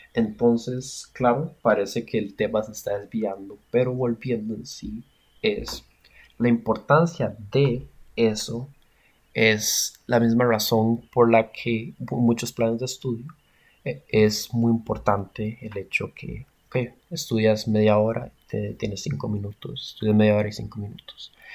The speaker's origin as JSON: {"language": "Spanish", "country": "Costa Rica", "said": "como costarricenses"}